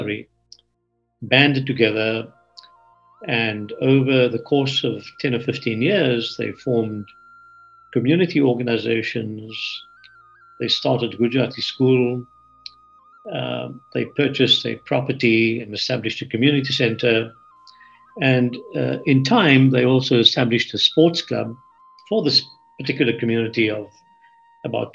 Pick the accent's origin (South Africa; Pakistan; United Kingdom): South Africa; Port Elizabeth, Eastern Cape; now in California, United States; I grew up in Port Elizabeth in South Africa, a city of about 200,000.